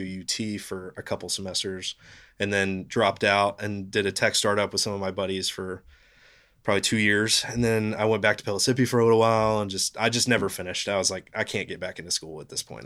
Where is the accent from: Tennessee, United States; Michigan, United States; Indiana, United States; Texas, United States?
Tennessee, United States; Knoxville; I grew up in Knoxville